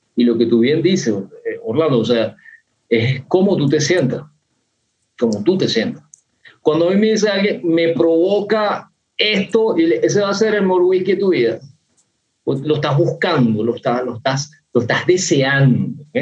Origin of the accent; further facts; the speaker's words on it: Venezuela; yo soy un venezolano raro